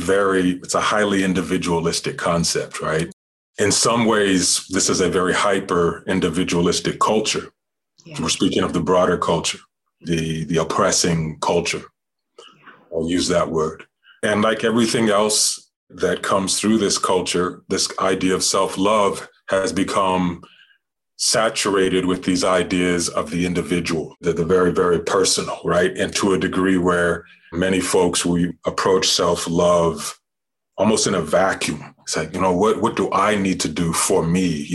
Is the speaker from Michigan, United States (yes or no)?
no; New Mexico, United States; I was born in the desert by the river, the Rio Grande, and that is absolutely a soaked and drenched indigenous land, Puebloan, Diné, Navajo, Hopi, Apache, and that's where I grew up